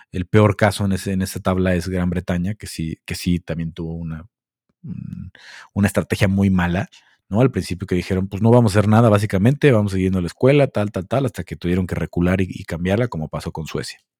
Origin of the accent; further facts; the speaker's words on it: Mexico; somos un país valemadrista. No todos, pero la mayoría toma esto de la pandemia como un, ah, somos mexicanos y nos la pela el virus.